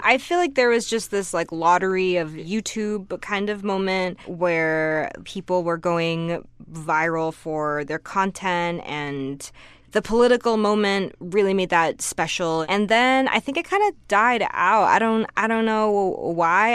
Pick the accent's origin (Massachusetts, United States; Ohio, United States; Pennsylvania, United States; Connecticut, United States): Massachusetts, United States; Newton; moved away; I grew up right outside of Boston in a suburb called Newton, Massachusetts